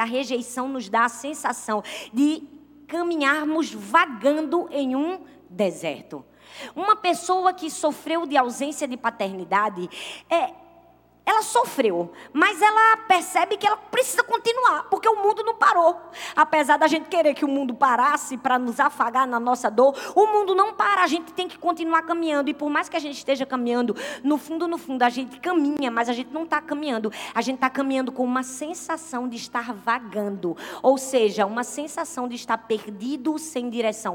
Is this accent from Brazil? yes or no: yes; Brazil; todos nós que somos brasileiros